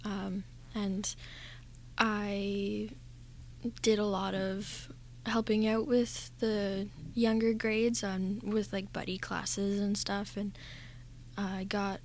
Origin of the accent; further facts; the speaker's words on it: Nanaimo, British Columbia, Canada; I was born in Nanaimo. So at the NRGH hospital.